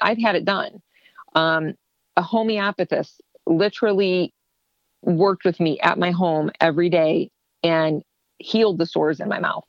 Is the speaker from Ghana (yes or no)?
no; Ohio, United States; moved away as an adult; also born or lived in Ontario, Canada; I'm from Ohio and I want to come back home.